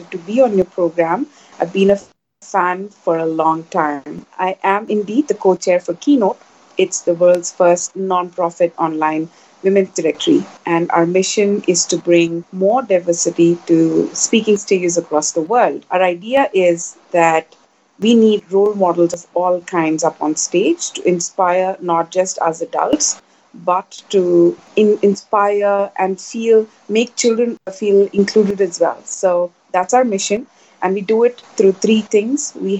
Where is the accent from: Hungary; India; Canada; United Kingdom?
India; moved away as an adult; also born or lived in New York, United States; now in Asia; I'm born and raised in India. As most Indian kids do, I graduated from college and went off to United States to finish my education